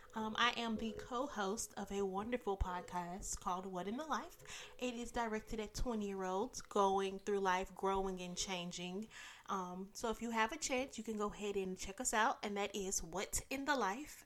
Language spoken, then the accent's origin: English; Dallas, Texas, United States; I'm born and raised in Dallas.